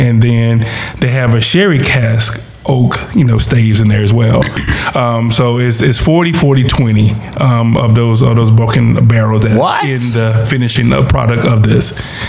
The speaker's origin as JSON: {"language": "English", "region": "South Carolina", "country": "United States", "tie": "born or raised there", "said": "growing up in South Carolina, right? South Carolina."}